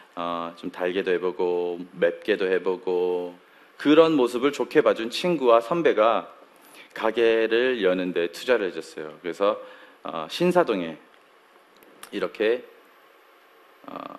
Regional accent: Daegu, South Korea; moved away as an adult; 제가 서울 사람이 아니에요. 제가 대구에서 잠깐 한 잠깐 살았는데요. 한 잠깐 한 20년 정도 살았는데

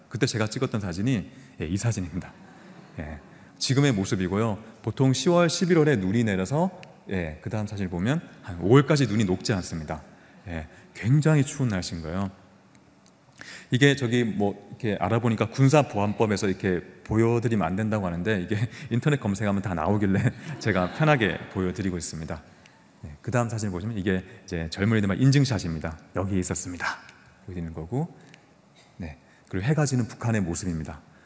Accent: Busan, South Korea; 부산에 영도라는 섬이 있어요. 그 영도라는 섬에서 저는 태어났고 초등학교, 중학교, 고등학교도 다 그곳에서 보냈습니다.

